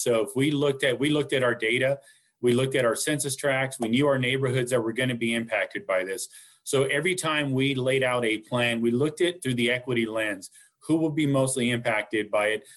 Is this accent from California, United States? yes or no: yes; Wasco, California, United States; now in Fresno County, United States; growing up in the Kern County area in Wasco specifically.